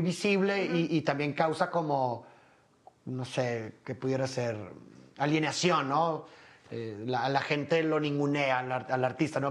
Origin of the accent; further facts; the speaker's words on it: Monterrey, Nuevo León, Mexico; Yo también soy de Monterrey